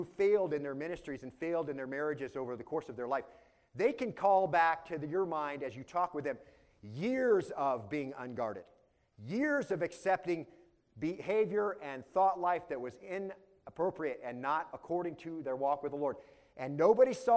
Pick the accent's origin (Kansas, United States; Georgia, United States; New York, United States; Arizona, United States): Arizona, United States; I grew up in Arizona, far from towns, out on a ranch.